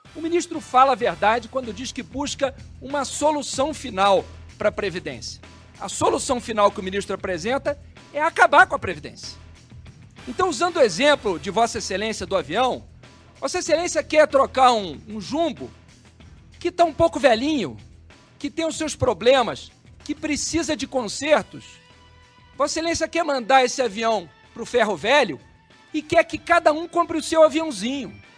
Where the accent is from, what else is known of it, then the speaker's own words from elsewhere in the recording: Brazil; como brasileiros todos